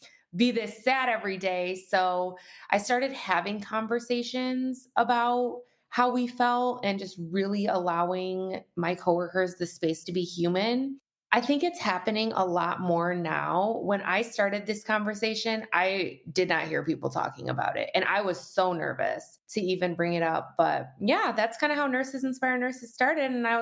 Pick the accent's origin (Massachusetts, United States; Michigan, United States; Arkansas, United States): Michigan, United States; Detroit; moved away as an adult; also born or lived in Colorado; now in Michigan, United States; I grew up in the Detroit metro area